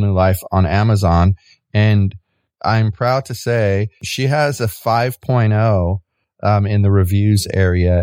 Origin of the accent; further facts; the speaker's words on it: United States; I'm from the United States